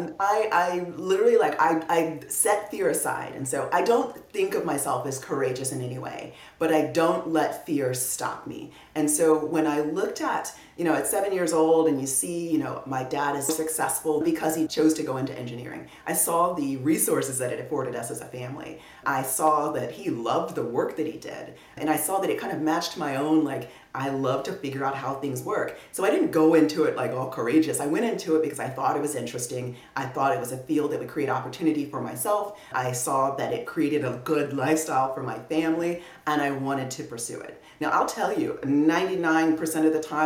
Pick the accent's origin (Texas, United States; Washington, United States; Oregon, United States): Texas, United States; Clear Lake; moved away as an adult; I'm from Clear Lake, and that's actually where Johnson Space Center, NASA is